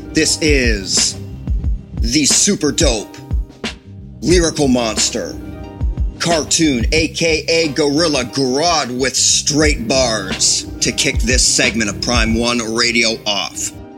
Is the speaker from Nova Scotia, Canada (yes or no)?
no; Ontario, Canada; as a Canadian